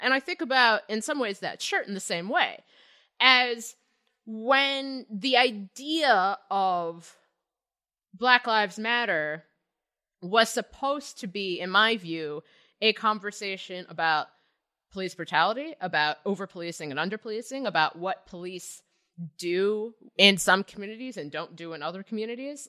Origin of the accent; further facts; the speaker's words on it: Cincinnati, Ohio, United States; I grew up in Cincinnati